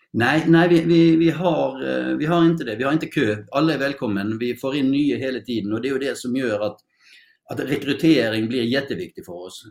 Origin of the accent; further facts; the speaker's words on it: Norway; Swedish is a second language; now in Sweden; jag är ju norsk